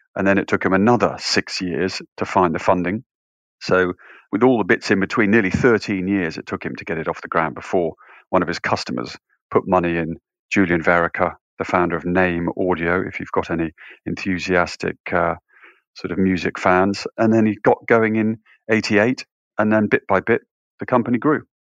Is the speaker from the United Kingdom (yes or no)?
yes; just outside York, north of England, Yorkshire and the Humber, United Kingdom; I grew up in the north of England, just outside York